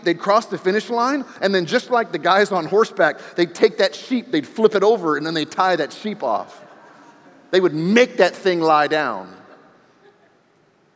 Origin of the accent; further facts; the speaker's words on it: D.C., the Maryland area, United States; also born or lived in New Mexico; now in Texas, United States; I grew up in the Maryland area, right outside of Washington, D.C.